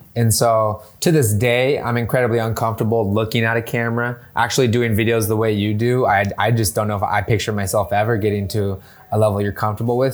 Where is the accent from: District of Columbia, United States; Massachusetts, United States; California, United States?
California, United States; San Diego; moved away as an adult; also born or lived in Bay Area, California; now in San Diego, United States; I'm originally from San Diego